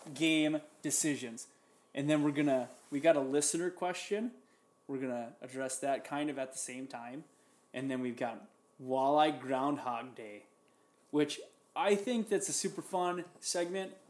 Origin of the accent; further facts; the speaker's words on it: Minnesota, United States; I'm from Minnesota